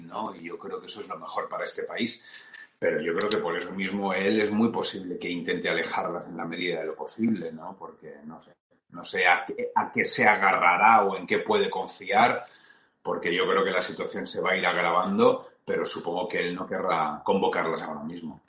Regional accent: Valencian Community, Spain; si tiene que ver con la comunidad valenciana de la forma que sea, yo estaré encantado porque es mi tierra

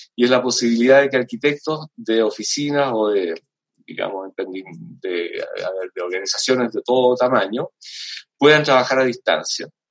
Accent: Chile; nosotros como chilenos

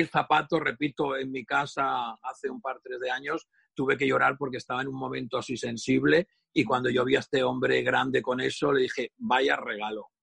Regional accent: Catalonia, Spain; soy muy catalán

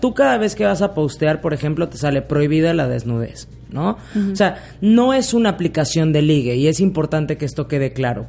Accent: Mexico; also born or lived in Spain; Yo nací en España, pero me crié en México desde los 11 meses. Diríamos allá, soy más mexicana que el Chile

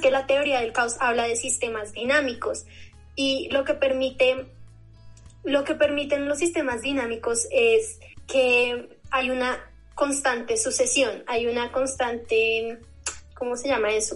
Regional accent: Bogotá, Colombia; yo nací aquí en Bogotá

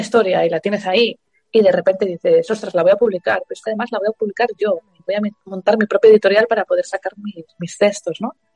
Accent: Asturias, Spain; trastin es una palabra asturiana de donde yo soy

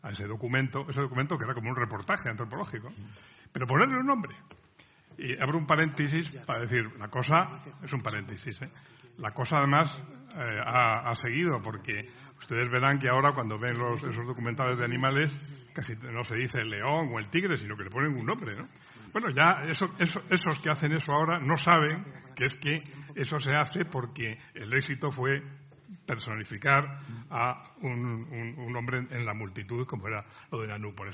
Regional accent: Cantabria, Spain; moved away; busqué cuando vine de mi provincia natal, de Cantabria, quise matricularme en la escuela de periodismo

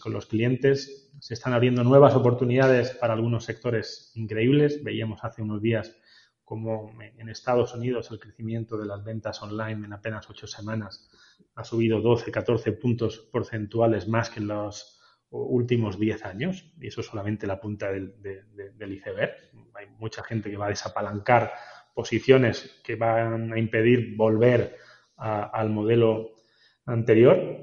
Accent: Granada, Andalusia, Spain; moved away; somos granadinos

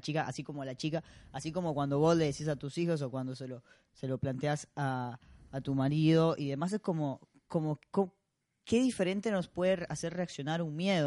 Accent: Costa Rica; now in Argentina; a mí me pasa siendo costarricense

